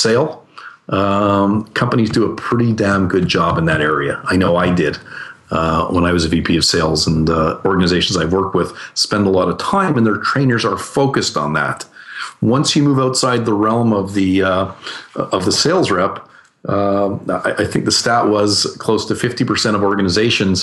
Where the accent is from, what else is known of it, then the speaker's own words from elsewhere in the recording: Canada; I'm Canadian